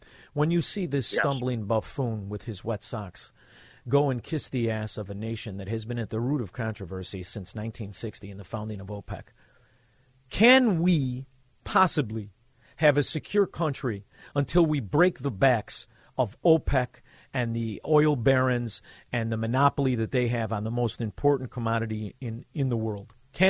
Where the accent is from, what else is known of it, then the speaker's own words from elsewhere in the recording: Chicago, Illinois, United States; We're from Chicago. I'm from Chicago.